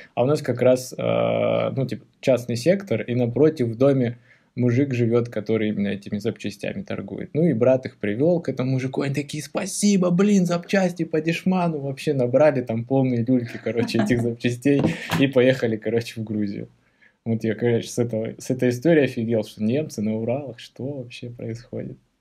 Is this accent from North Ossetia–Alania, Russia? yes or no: yes; Beslan, North Ossetia–Alania, Russia; мы же из Беслана